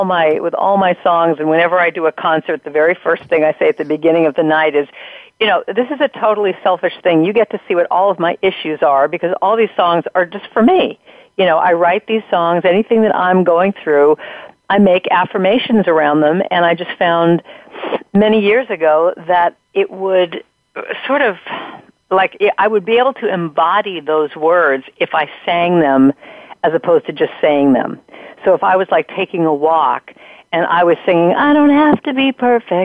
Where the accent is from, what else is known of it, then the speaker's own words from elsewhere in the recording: Los Angeles, California, United States; I grew up in Southern California. I live up in Northern California now. But I grew up in Hollywood